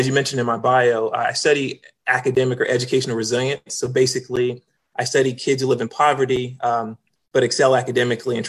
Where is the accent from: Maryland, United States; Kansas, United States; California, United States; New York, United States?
Kansas, United States; Kansas City; moved away as an adult; also born or lived in Minnesota; now in Virginia, United States; born and raised in Kansas City, Kansas. That's home for me. I was there for the first 18 years of my life until I went off to college.